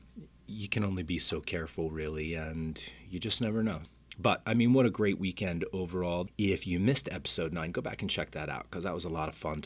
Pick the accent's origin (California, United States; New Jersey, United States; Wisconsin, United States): New Jersey, United States; my home state of New Jersey